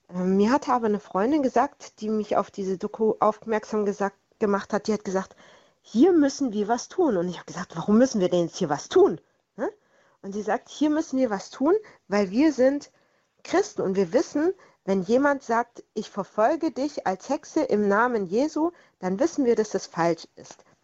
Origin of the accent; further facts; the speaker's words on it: Swabia, Germany; in meiner Heimat im Schwabenland war sogar Kinderhexenverfolgung einer der Schwerpunkte der äh, damaligen äh, juristischen Handlungen